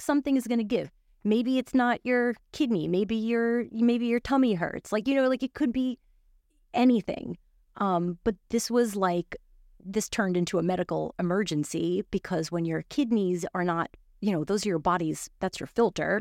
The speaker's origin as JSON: {"language": "English", "town": "New York City", "region": "New York", "country": "United States", "tie": "born or raised there", "also_born_or_lived": "Miami", "said": "grew up in Brooklyn. I grew up in New York"}